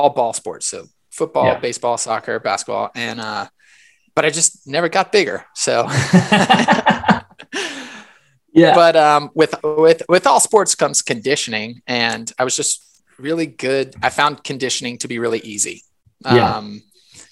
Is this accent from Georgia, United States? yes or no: yes; Decatur, Georgia, United States; I grew up here in Decatur. So I went to Decatur High right down the street